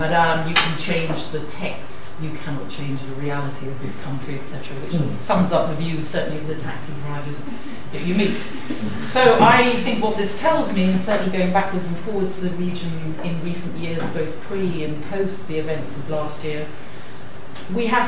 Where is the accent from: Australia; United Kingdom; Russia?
United Kingdom; myself as a Mediterranean Brit